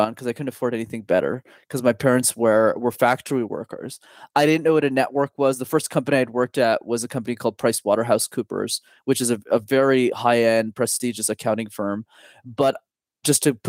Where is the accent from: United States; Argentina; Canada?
Canada; Montreal, Quebec; I'm born and raised in a city called Montreal. I'm still based there